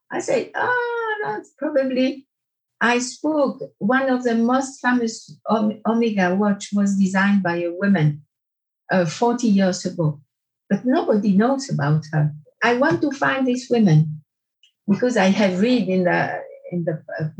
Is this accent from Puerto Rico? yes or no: no; Porrentruy, Jura, Switzerland; also born or lived in France; in Porrentruy, where I grew up